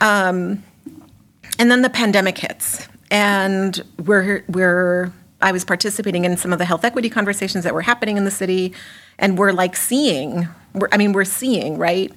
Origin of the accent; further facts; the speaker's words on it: Mexico; moved away as an adult; also born or lived in Massachusetts, United States; now in Worcester, United States; I'm an immigrant from Mexico. I did not come here until I was an adult, although I spent a little bit of my childhood here, but then I went back